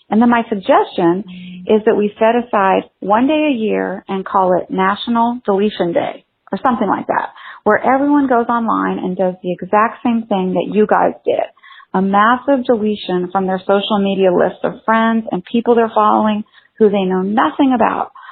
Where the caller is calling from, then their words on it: San Francisco Bay Area, California, United States; I'm calling from the San Francisco Bay Area